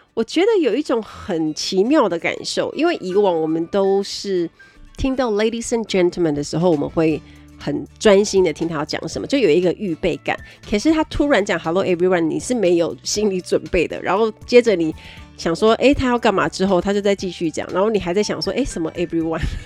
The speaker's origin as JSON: {"language": "Chinese", "region": "Kaohsiung", "country": "Taiwan", "said": "我是高雄人"}